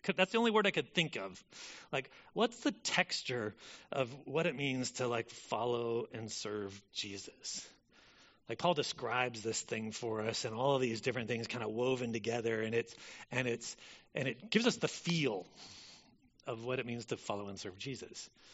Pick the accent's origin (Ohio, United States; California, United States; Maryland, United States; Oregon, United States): Oregon, United States; Corvallis; I grew up in Corvallis